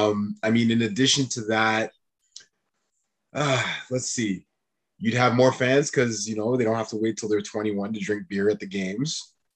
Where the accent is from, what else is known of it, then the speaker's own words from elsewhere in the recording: Quebec, Canada; I was born in Quebec